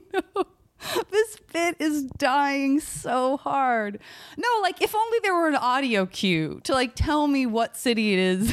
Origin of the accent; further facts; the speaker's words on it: Arizona, United States; I'm from Arizona